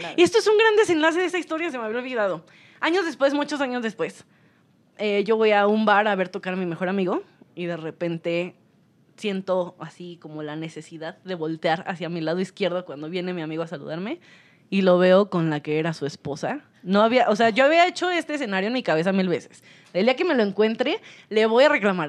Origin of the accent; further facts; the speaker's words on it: Toluca, State of Mexico, Mexico; yo soy de Toluca